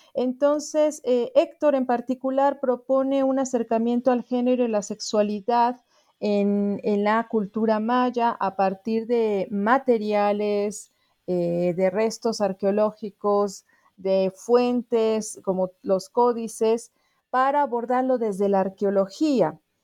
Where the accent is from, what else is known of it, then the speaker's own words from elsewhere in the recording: Mexico City, Mexico; soy antropóloga originaria de la Ciudad de México y también radico en, tal lugar